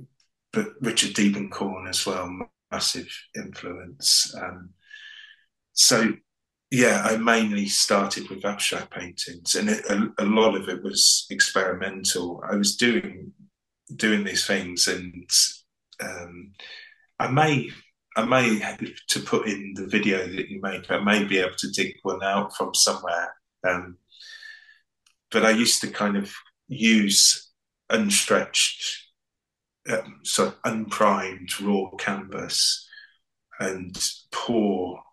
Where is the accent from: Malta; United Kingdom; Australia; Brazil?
United Kingdom; East Anglian Fens, East of England; moved away as an adult; also born or lived in Devon / Cornwall / London; I grew up in the East Anglian Fens